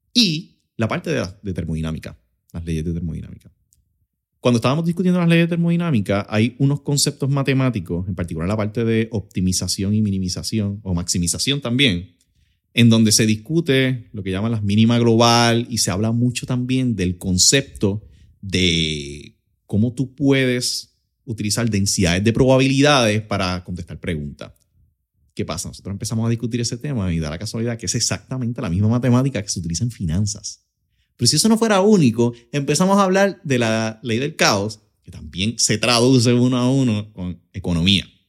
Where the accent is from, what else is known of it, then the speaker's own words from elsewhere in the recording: Utuado, Puerto Rico; also born or lived in Lares, Puerto Rico / Arecibo, Puerto Rico; nacido y criado en Utuado, en el barrio Ángeles